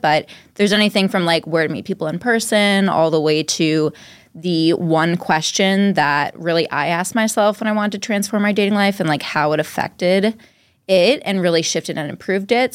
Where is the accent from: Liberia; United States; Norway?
United States; Dover, Massachusetts; also born or lived in Cambridge, Massachusetts / Somerville, Massachusetts; now in Boston, United States; I was born in Dover, Mass, which is like right near Wellesley, Natick